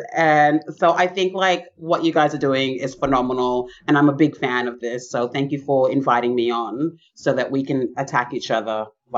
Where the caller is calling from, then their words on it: Brisbane, Queensland, Australia; I am zooming in from Meanjin, which is the unceded lands of the Yagara and Turrbal people.